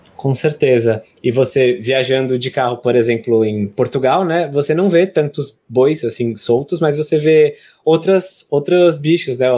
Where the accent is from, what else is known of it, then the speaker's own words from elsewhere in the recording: São Paulo, Brazil; a gente é de São Paulo